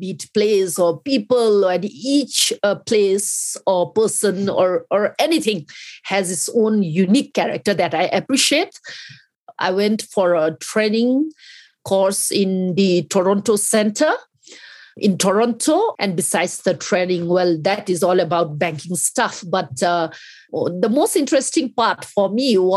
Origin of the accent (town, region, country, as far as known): Bhutan